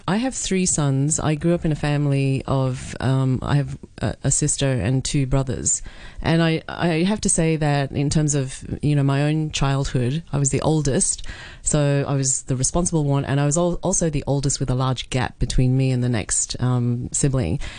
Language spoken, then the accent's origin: English; Australia; moved away; when I grew up in Australia